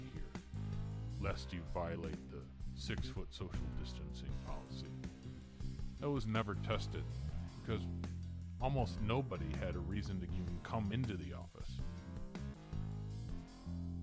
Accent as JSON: {"language": "English", "area": "Detroit area", "region": "Michigan", "country": "United States", "said": "I'm from Michigan. From around the Detroit area. I'm about a half mile from the Detroit border."}